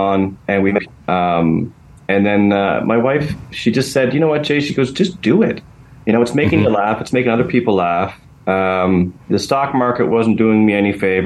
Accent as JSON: {"language": "English", "town": "Ottawa", "region": "Ontario", "country": "Canada", "said": "I'm from Ottawa"}